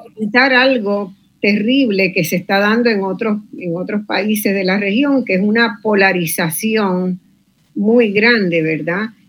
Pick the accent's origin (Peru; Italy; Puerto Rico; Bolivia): Puerto Rico; desde Puerto Rico